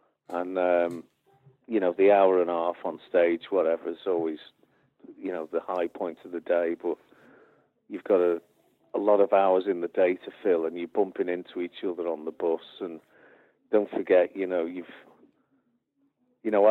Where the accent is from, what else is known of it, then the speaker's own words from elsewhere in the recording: England, United Kingdom; being European or English, British